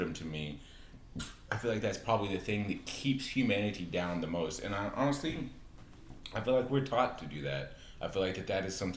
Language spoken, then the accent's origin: English; United States